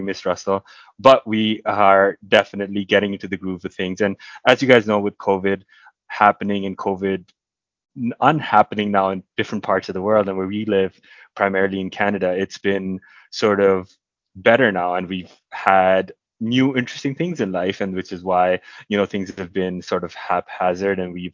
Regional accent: India; moved away; back in my hometown in India

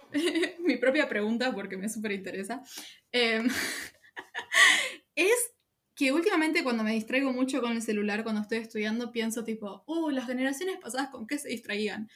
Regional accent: Argentina; Mi país, mi país

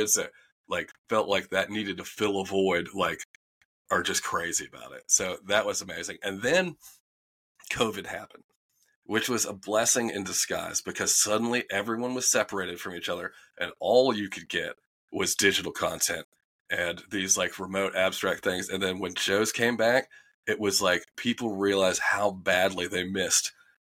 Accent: Winston-Salem, North Carolina, United States; moved away as an adult; also born or lived in Raleigh, North Carolina; I'm from Winston-Salem, North Carolina. So it's old Southern man.

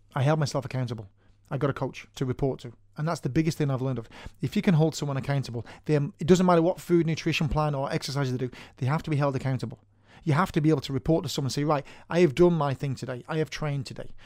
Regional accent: Manchester, North West England, United Kingdom; moved away as an adult; now in Ireland; I'm originally from Manchester in Northern England, and I moved over here 20 years ago

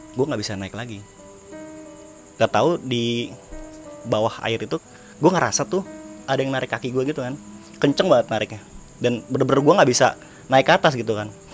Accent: Tangerang, Banten, Indonesia; dari Tangerang

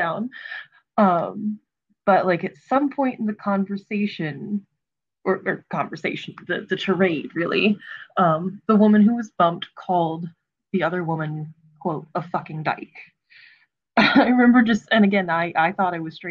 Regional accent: Frederick County, Maryland, United States; now in Montgomery County, Maryland, United States; I grew up in Frederick County, Maryland, and I'm currently in Montgomery County, Maryland

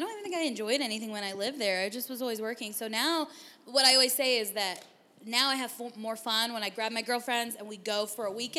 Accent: San Diego, California, United States; moved away as an adult; now in Phoenix, United States; I'm originally from San Diego. And I moved to Phoenix about 13 years ago.

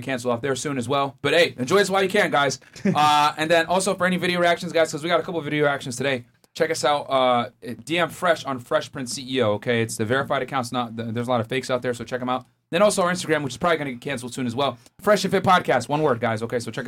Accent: New Britain, Connecticut, United States; I'm from New Britain, so right next door

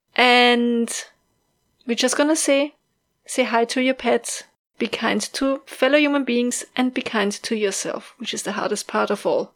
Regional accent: Austria; accent: Austrian; English is a second language; my Austrian accent

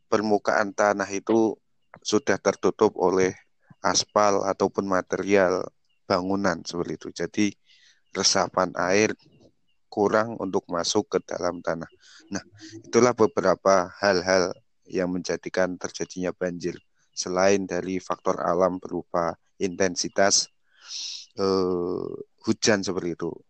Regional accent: Talun, Central Java, Indonesia; daerah-daerah seperti Kecamatan Talun, desa saya, kecamatan saya, Kecamatan Petung Riono, Lebak Barang, Paninggaran, Kandang Serang itu merupakan kawasan-kawasan eh, dataran tinggi

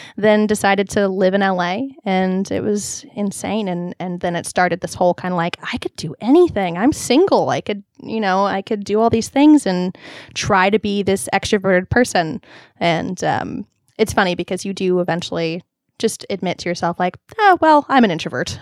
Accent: Long Beach, California, United States; moved away as an adult; now in Los Angeles, United States; I grew up in Long Beach, which was very Orange County

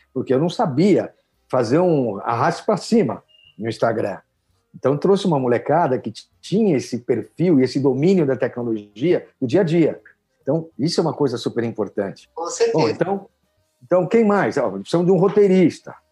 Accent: São Paulo, Brazil; paulistano, aqui da, da Gema

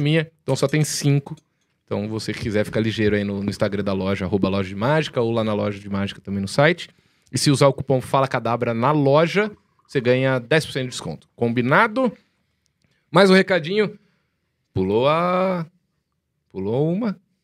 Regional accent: Jaú, São Paulo, Brazil; Jaú, que é a minha cidade natal

